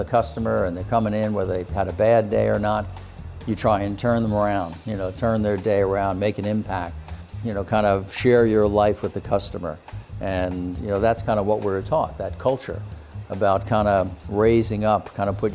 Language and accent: English; Point Pleasant, New Jersey, United States; The Jersey Shore in the summer, it became very, very busy, inundated with so many people from North Jersey and New York, so the jobs were very plentiful. So I started out, believe it or not, mowing lawns. So at the age of 10